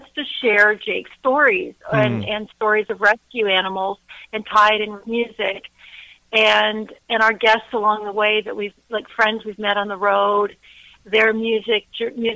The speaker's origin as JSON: {"language": "English", "region": "Ontario", "country": "Canada", "tie": "born or raised there", "said": "I grew up here in Ontario, Canada, and my grandmother was Transylvanian"}